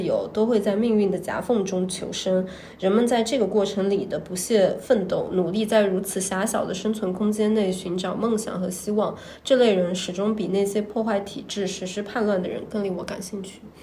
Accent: Jiangsu, China; 我江苏人呢，我们脑子里面流的是钱啊

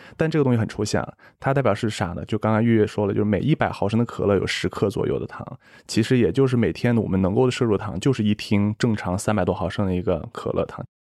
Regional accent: Xi'an, Shaanxi, China; moved away as an adult; also born or lived in United States; 我是西安人，应该和你差不多，就是当地都是以面食为主的，从小就是吃凉皮儿、肉夹馍、泡馍、扯面、油泼面

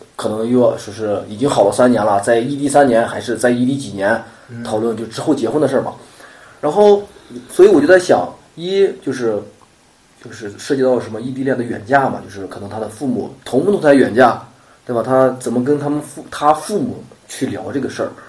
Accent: Shanxi, China; 然后就是我是山西的

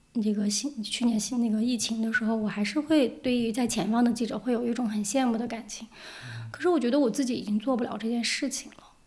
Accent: Zigong, Sichuan, China; moved away; also born or lived in Beijing / New York / Tokyo; 我的家乡自贡

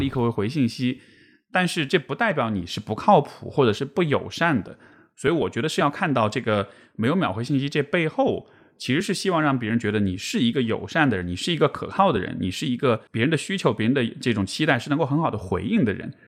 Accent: Chengdu, Sichuan, China; 因为我是成都人

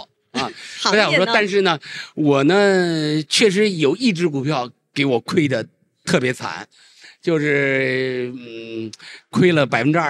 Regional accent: China; 作为一个中国人，我觉得别无选择。

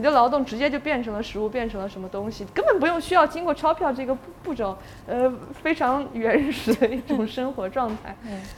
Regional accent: China; moved away as an adult; also born or lived in Lanzhou, Gansu / Xinjiang; now in Shanghai, China; 我在兰州出生，然后小时候也，因为爷爷奶奶、爸爸他们，呃，都在新疆

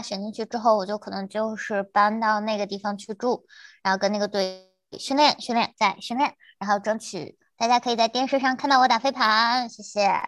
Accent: China; moved away as an adult; now in Winston-Salem, United States; 如果我留在国内的话

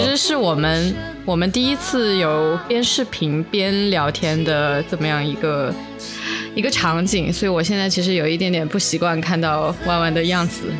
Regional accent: South China, China; 作为一个南方人，很难下手购买这个鲜肉月饼。我觉得这个不是我们体系的东西。

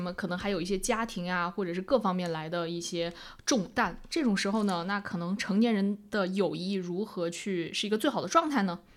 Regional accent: China; moved away as an adult; also born or lived in Hong Kong / Shanghai; 我们大陆人

